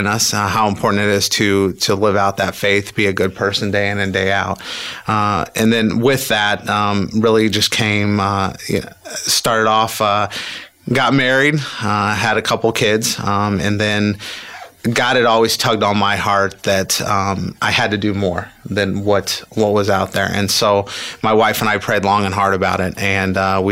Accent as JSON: {"language": "English", "town": "Indianapolis", "region": "Indiana", "country": "United States", "tie": "born or raised there", "said": "I grew up in Indianapolis, okay. Just on the north side"}